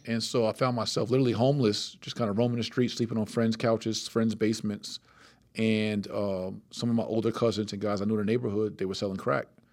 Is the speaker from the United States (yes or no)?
yes; Plainfield, New Jersey, United States; six, seven years old in Plainfield, New Jersey